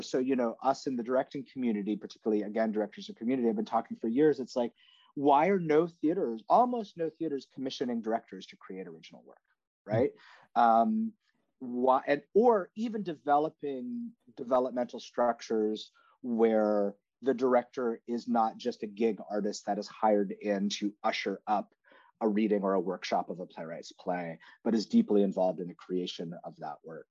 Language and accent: English; Canada; now in New York City, United States; I'm from Canada, and I've like seen different models back in my home country.